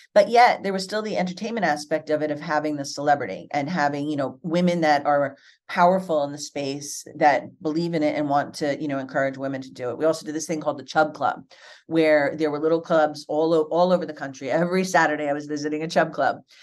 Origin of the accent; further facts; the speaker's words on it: New Jersey, United States; I grew up in New Jersey